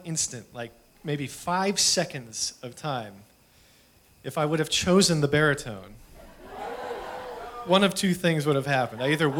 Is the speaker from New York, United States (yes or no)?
yes; Buffalo, New York, United States; I grew up in Buffalo, New York, and up there, fourth grade is when you choose an instrument.